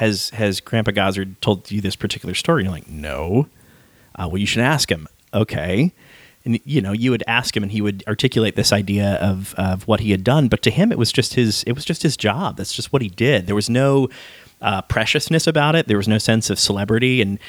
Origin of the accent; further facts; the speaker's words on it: Virginia, United States; also born or lived in Detroit, Michigan; Okay, so I was born in Detroit. {S0} Okay, {S1} and I moved to Virginia, just south of Richmond, when I was 5. So even though I claim my Midwestern roots, I'm really raised in the South.